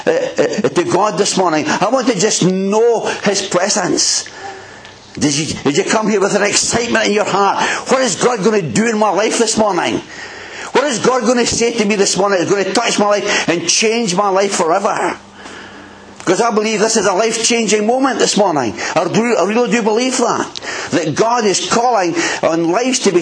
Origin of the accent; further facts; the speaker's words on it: Bowness, United Kingdom; I'm from Bowness originally